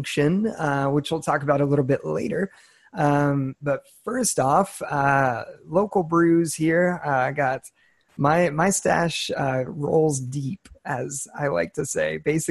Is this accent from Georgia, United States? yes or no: no; San Francisco Bay Area, California, United States; also born or lived in Southern Illinois; now in Texas, United States; I grew up in the San Francisco Bay Area